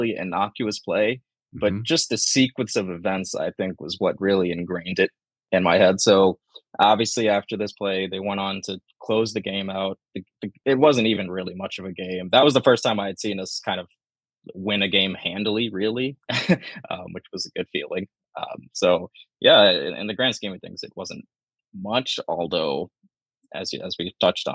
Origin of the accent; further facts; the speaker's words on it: Nairobi, Kenya; moved away; I'm from Kenya, Nairobi, Kenya. Mm-hmm. That's where I was born